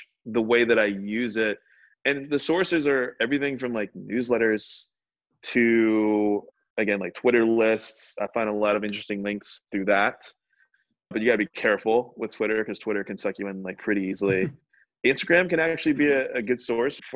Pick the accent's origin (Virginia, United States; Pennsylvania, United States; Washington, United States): Virginia, United States; Richmond; I'm from Richmond, Virginia